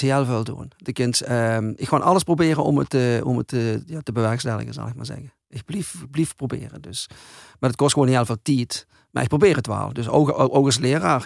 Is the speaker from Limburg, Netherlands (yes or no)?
yes; Hulsberg, Limburg, Netherlands; also born or lived in Arensgenhout; Ik ben van Hulsberg. Maar ik heb daar jaren gewoond.